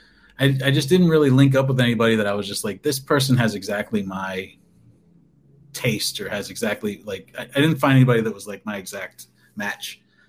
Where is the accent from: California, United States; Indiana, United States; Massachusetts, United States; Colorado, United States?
Colorado, United States; also born or lived in South Dakota; I grew up in Colorado, and I went to art school there. And then I moved to South Dakota, and I lived there for the 6 years while I was working at the TV station.